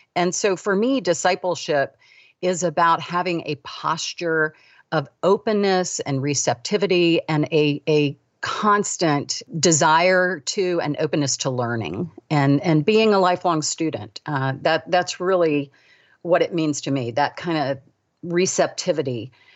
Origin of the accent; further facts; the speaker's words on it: United States; also born or lived in Davidson, North Carolina; we moved to the suburbs of D C